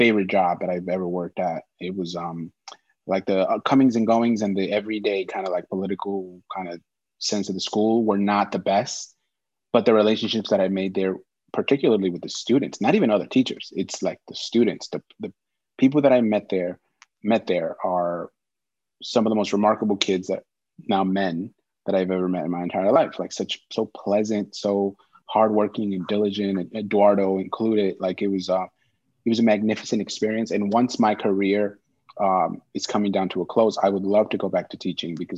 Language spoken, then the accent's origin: English; New York, United States; also born or lived in Mexico; I arrived here in 1990. I was 6 years old, and I came with my mom and my sister.